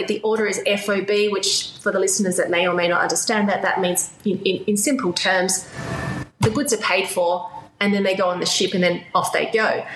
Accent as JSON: {"language": "English", "country": "Australia", "also_born_or_lived": "China / Shanghai", "moved": "as an adult", "said": "I'm Australian, but I have lived and worked more than half my life in China."}